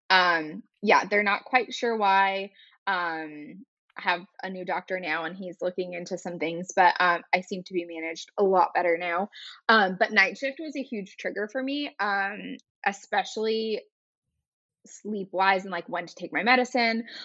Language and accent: English; California, United States; moved away as an adult; also born or lived in North Carolina; now in Raleigh, United States; I'm actually originally from California